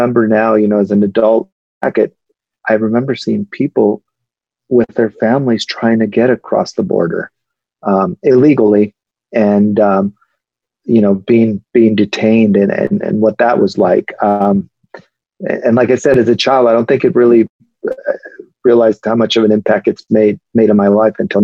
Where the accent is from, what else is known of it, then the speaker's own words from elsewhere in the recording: Calexico, California, United States; also born or lived in Salinas, California; we moved out of Salinas, and we moved to Calexico, California, which is a border town.